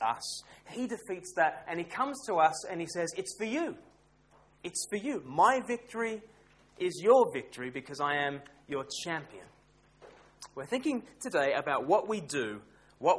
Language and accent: English; Australia; moved away as an adult; now in United Kingdom; I grew up in Australia